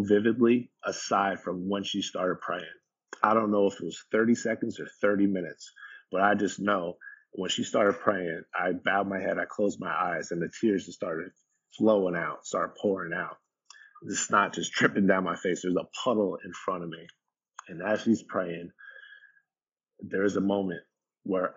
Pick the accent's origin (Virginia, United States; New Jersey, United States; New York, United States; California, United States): New Jersey, United States; Jefferson Township; the house that I grew up in Jefferson Township, New Jersey, this lake community